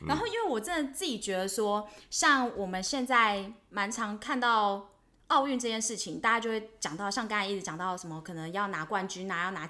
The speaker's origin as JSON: {"language": "Chinese", "country": "Taiwan", "said": "我是台湾人啊，台湾狼"}